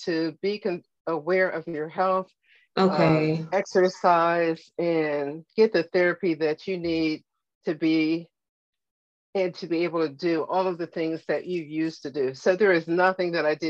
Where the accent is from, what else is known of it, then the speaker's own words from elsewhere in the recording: Pittsburgh, Pennsylvania, United States; moved away as an adult; now in Virginia, United States; Living and growing up in Pittsburgh, going to college